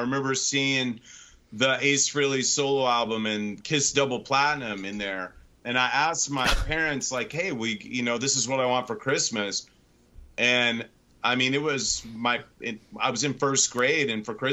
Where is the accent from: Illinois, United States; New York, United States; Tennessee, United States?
Illinois, United States; Sullivan; I was born and raised in Central Illinois in a small city, village called Sullivan, Illinois